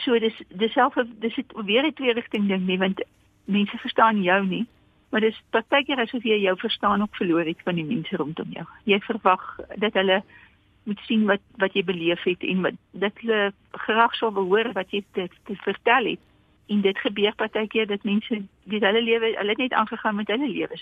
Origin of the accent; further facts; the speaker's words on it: Karoo, South Africa; now in Pretoria, South Africa; ek het in Karoo groot geword